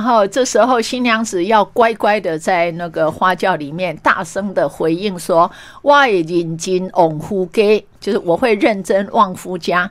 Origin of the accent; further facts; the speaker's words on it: Meishan Township, Chiayi County, Taiwan; 我觉得像我出生在乡下，然后也成长在乡下